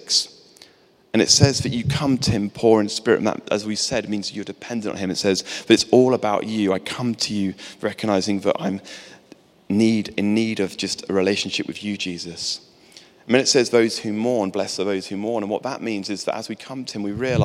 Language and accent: English; England, United Kingdom; I'm English